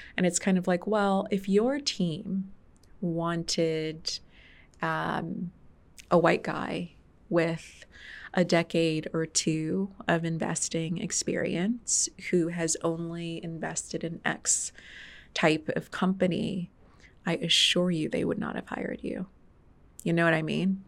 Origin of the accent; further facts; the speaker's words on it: Detroit, Michigan, United States; also born or lived in Farmington Hills, Michigan / Grand Blanc, Michigan; I grew up in Detroit, Michigan for most of my life. I was born in Detroit, Michigan.